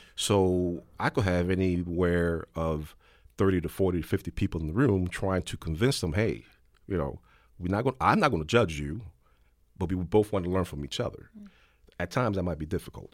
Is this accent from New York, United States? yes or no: yes; New York City, New York, United States; when I was growing up in the South Bronx